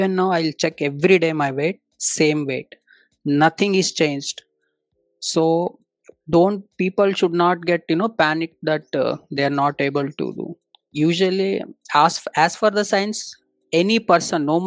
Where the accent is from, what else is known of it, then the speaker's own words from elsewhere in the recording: Davangere, Karnataka, India; English is a second language; moved away as an adult; also born or lived in Hyderabad / Tamil Nadu; I have been born in Telugu family, born and brought up in Karnataka